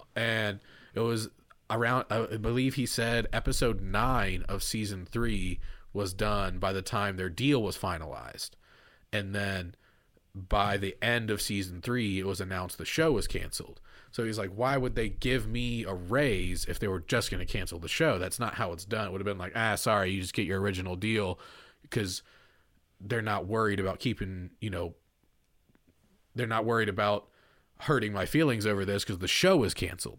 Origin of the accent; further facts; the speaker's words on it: Kentucky, United States; it's set in my home state